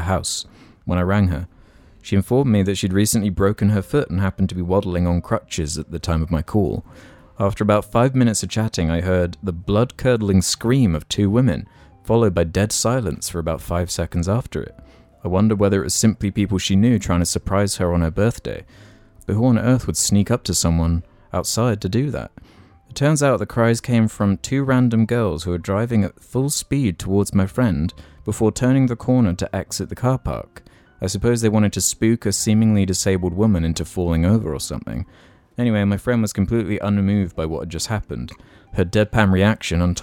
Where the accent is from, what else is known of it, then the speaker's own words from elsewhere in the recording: United Kingdom; our British society